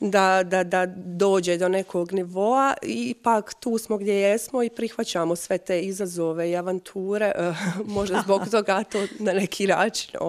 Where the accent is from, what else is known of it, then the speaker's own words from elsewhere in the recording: Kupres, Federation of Bosnia and Herzegovina, Bosnia & Herzegovina; also born or lived in Osijek / Mostar; sam porijeklom iz Kupresa